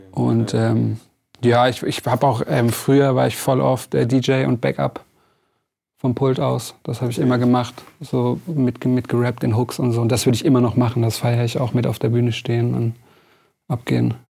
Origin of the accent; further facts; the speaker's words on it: Lörrach, Baden-Württemberg, Germany; bei uns in Lörrach